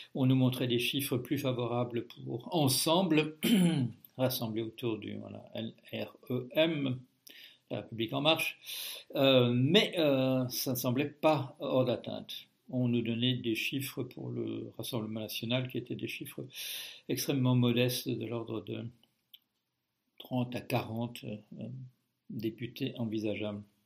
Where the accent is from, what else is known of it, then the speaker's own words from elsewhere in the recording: Belgium; moved away as an adult; now in France; je suis toujours euh, belge comme au moment de ma naissance, même si j'ai quitté la Belgique euh, officiellement en 1973